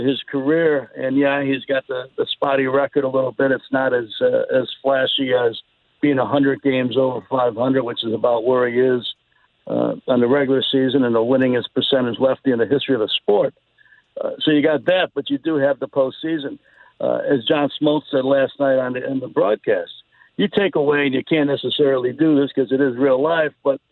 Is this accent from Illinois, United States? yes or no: yes; Chicago, Illinois, United States; moved away; I grew up in Chicago